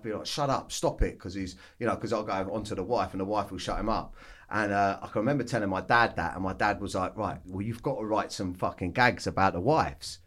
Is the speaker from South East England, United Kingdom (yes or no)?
yes; Weybridge, South East England, United Kingdom; I grew up in Surrey, oh, down in, uh, like, Weybridge, uh, on a council estate.